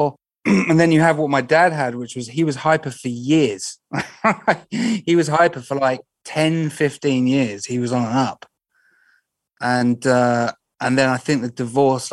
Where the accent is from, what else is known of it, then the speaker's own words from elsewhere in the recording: Reading, South East England, United Kingdom; also born or lived in Streatley; I was born in Reading, Royal Barks Hospital, in 1989.